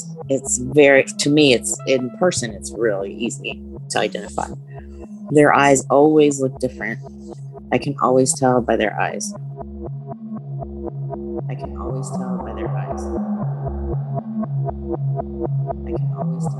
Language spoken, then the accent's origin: English; central Ohio, United States; I grew up in central Ohio